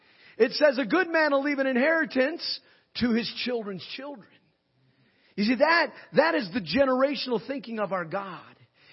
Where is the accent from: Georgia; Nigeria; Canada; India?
Nigeria; When I was growing up in Nigeria, as an MK, a missionary kid, my father was a missionary and grew up in Nigeria.